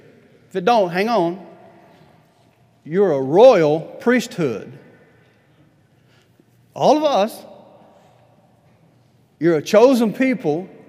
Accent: Huntsville, Alabama, United States; now in Tulsa, United States; I'm from Huntsville, Alabama. I'm tired of being from Huntsville, Alabama. I want to move.

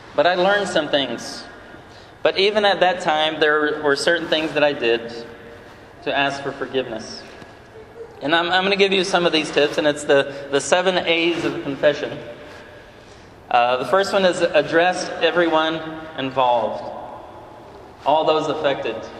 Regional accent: Brazil; moved away; I'm from Brazil originally

